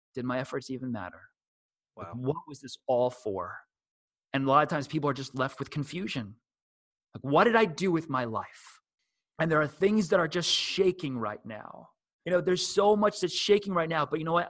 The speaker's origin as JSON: {"language": "English", "region": "New Jersey", "country": "United States", "said": "I'm from New Jersey"}